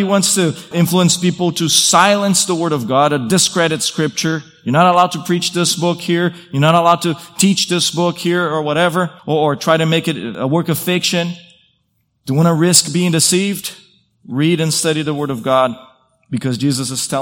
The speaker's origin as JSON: {"language": "English", "country": "Brazil", "tie": "born or raised there", "moved": "yes", "said": "I grew up in Brazil"}